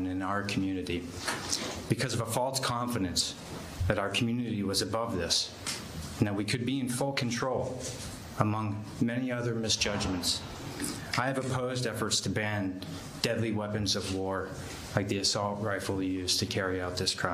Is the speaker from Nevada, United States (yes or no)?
no; Lewiston, Maine, United States; my hometown of Lewiston, Maine